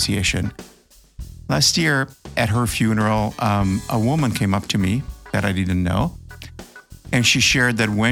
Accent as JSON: {"language": "English", "town": "Milan", "region": "Lombardy", "country": "Italy", "tie": "born or raised there", "moved": "as an adult", "lives_now": "United States", "said": "I'm here in my hometown of Milano"}